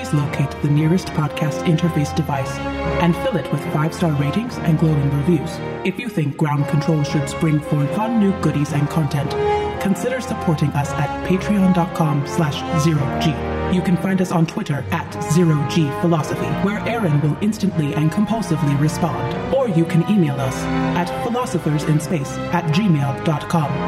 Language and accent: English; Detroit, Michigan, United States; I grew up in Detroit and I went back and forth to, uh, Windsor quite a bit